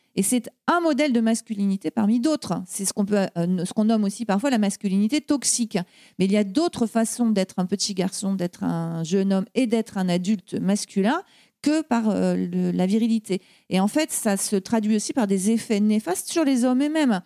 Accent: Brittany, France; moved away; je suis bretonne de naissance et puis bretonne de cœur, puisque euh, je suis revenue euh, vivre en Bretagne.

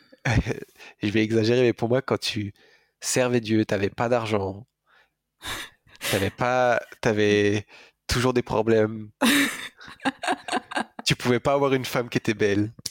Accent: France; je suis français, d'un père français, d'une mère allemande

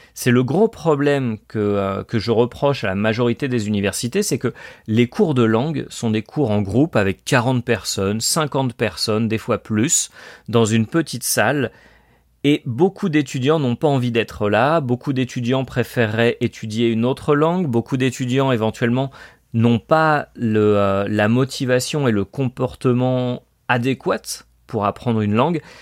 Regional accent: France; moved away as an adult; also born or lived in Colombia; yo soy francés, je suis français

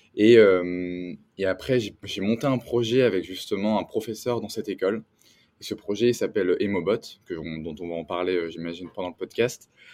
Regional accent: France; moved away as an adult; also born or lived in San Francisco Bay Area; now in San Francisco, United States; je suis un entrepreneur euh, français

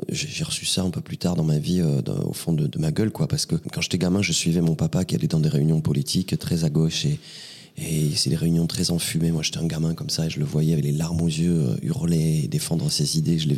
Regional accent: Vernet-les-Bains, Occitania, France; also born or lived in Perpignan / Rivesaltes; Vernet-les-Bains. Oui, j'ai grandi à vernay les bains Ouais. Quelques heures après ma naissance, je suis monté dans ce village et je suis resté euh, très très longtemps

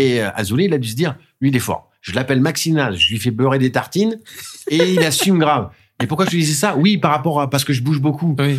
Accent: Vernon, Normandy, France; c'est ma ville, euh, c'est ma ville natale. Euh, j'y suis né

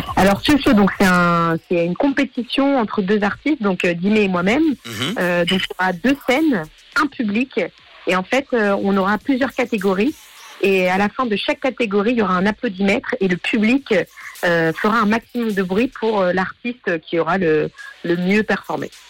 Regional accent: Geneva, Switzerland; je suis genevoise

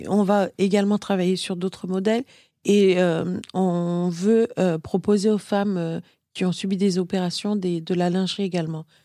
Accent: Martinique; je suis martiniquaise, mélange Martinique-Inde

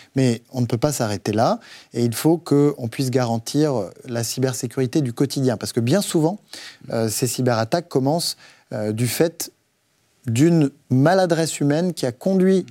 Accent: Haute-Loire, Auvergne-Rhône-Alpes, France; now in Versailles, France; Haute-Loire, c'est-à-dire en Auvergne, euh, là où j'ai grandi

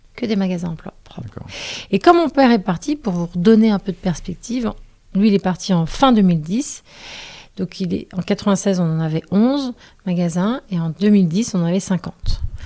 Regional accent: Quiberon, Brittany, France; j'ai vécu mon enfance à Quiberon

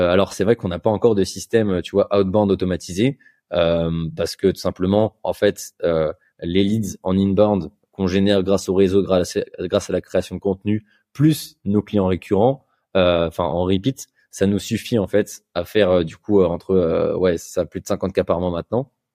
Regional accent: Bordeaux, Nouvelle-Aquitaine, France; je suis, de Bordeaux

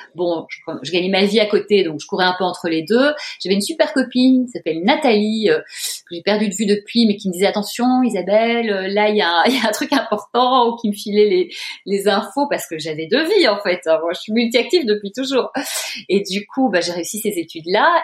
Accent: Brussels, Brussels-Capital Region, Belgium; moved away; j'ai grandi dans un beau pays, le plat pays qui est le mien

